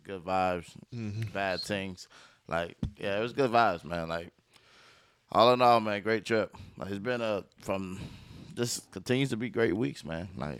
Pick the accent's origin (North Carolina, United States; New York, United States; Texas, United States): North Carolina, United States; Durham; Raleigh, I'm from Durham.